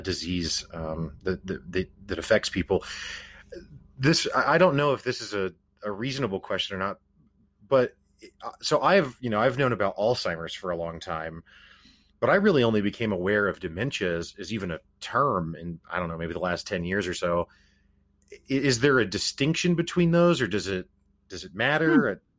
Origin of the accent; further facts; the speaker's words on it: Springfield, Missouri, United States; I'm personally from Springfield, Missouri